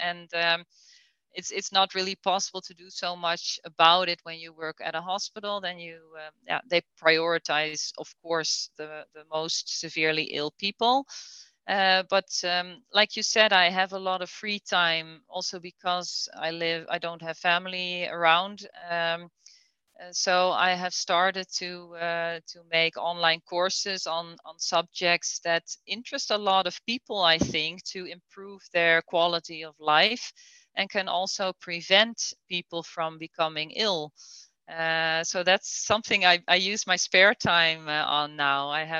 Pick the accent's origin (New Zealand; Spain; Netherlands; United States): Netherlands; English is a second language; And it's not like I want to talk negative about Holland. I love my home country.